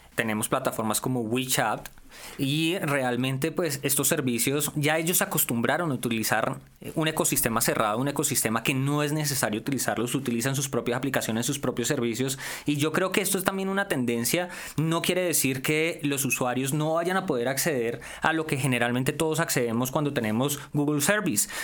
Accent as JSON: {"language": "Spanish", "region": "Valle del Cauca", "country": "Colombia", "said": "yo tengo muchos modismos, yo soy regional, yo soy del Valle del Cauca"}